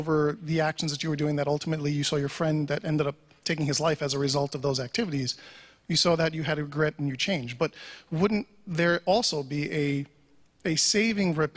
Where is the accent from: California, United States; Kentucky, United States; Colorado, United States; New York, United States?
New York, United States; I'm a New Yorker